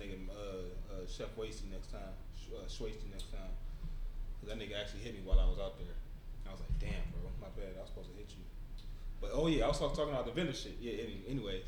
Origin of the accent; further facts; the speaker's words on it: Detroit, Michigan, United States; I'm from Detroit